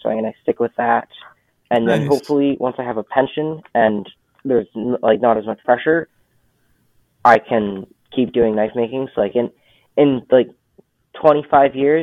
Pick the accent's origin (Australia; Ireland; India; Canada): Canada; being Canadian